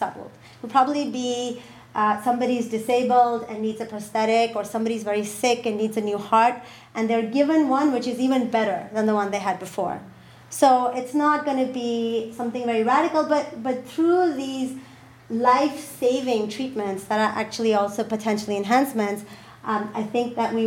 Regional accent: Pakistan; I come from Pakistan.

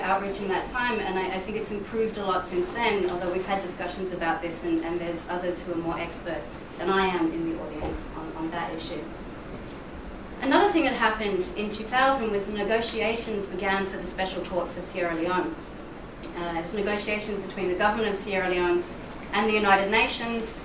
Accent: Australia; now in Brussels, Belgium; I'm based in Brussels. I'm actually from Australia

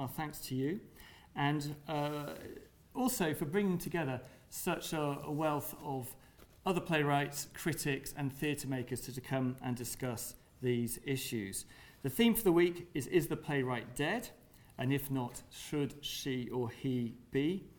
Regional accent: Birmingham, West Midlands, United Kingdom; the great city of Birmingham, my hometown

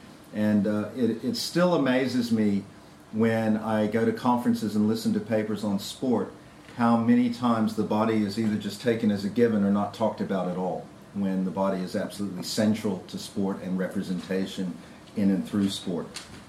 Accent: South Africa; So, I confess that I am South African-centric in most of my analysis and discussion because that's my background.

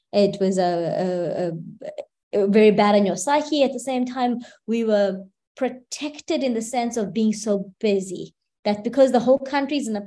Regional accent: KwaZulu-Natal, South Africa; in the Eteguini or the KwaZulu-Natal province of the country, which is where I'm from

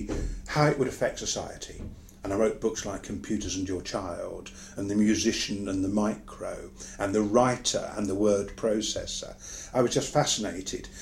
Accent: United Kingdom; as I'm British and as I live in Britain these days

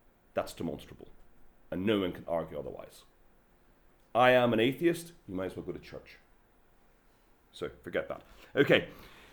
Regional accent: Belfast, Northern Ireland, United Kingdom; I'm from Belfast

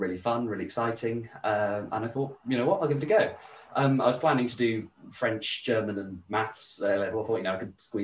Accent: Brendon Hills, Somerset, South West England, United Kingdom; also born or lived in Bridgwater area, Somerset / Taunton; I am from the Brendon Hills, which is in Somerset, kind of just below Exmoor

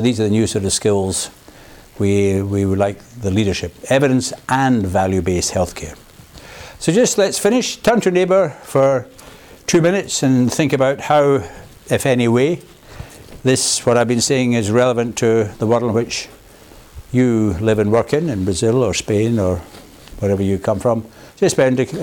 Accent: Glasgow, Scotland, United Kingdom; now in Oxford, United Kingdom; I am from Glasgow

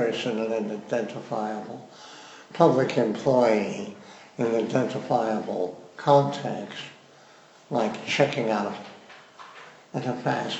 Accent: Missouri, United States; I am from Missouri

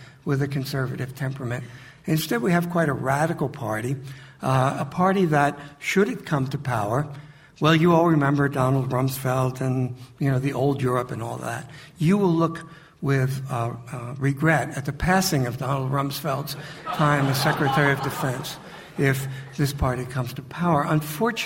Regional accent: United States; as an American

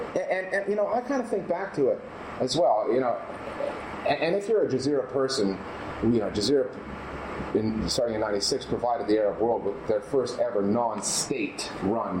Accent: Canada; moved away; I come from Canada.

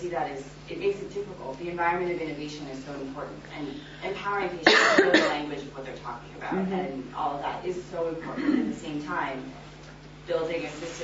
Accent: United States; I'm American

